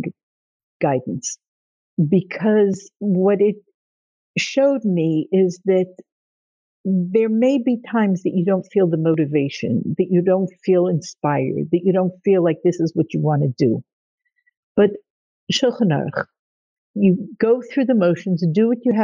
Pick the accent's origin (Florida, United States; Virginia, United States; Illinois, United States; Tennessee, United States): Tennessee, United States; Nashville; I grew up in Nashville, Tennessee. My parents were shluchim. Growing up in Nashville, it's part of the Bible Belt